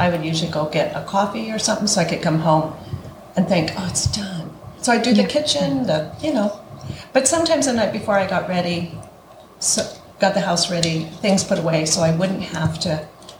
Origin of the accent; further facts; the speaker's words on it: Coeur d'Alene, Idaho, United States; moved away as an adult; now in Moscow, Idaho, United States; we moved here in 1975. I grew up in Coeur d'Alene